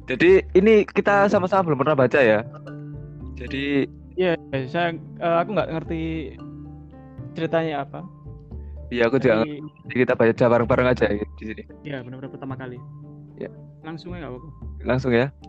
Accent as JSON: {"language": "Indonesian", "town": "Surabaya", "region": "East Java", "country": "Indonesia", "said": "Iya, sama kita juga. Kita semua dari Surabaya."}